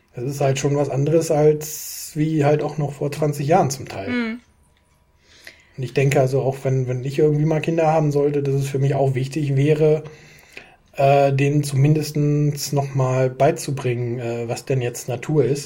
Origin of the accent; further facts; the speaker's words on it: Düsseldorf, North Rhine-Westphalia, Germany; ich bin mitten in Düsseldorf groß geworden